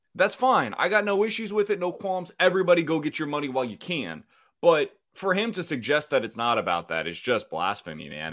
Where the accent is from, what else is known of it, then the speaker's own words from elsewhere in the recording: Kansas City, Missouri, United States; Kansas City, it's my hometown.